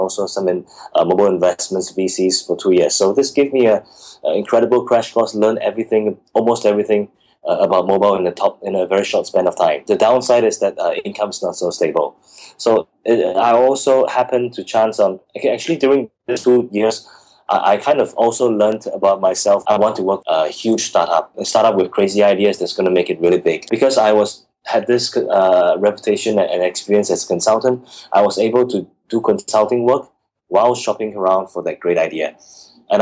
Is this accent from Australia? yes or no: no; Singapore; moved away as an adult; also born or lived in Guangzhou; as a Singaporean in Guangzhou